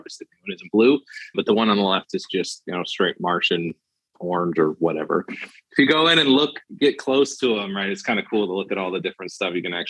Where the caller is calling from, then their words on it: Florida, United States; Yeah, it's a shipping container off the coast of Florida. Now it is. I am on the coast of Florida.